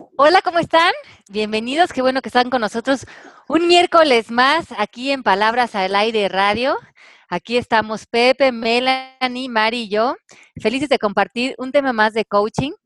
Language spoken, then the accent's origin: Spanish; Mexico; moved away; aquí en mi país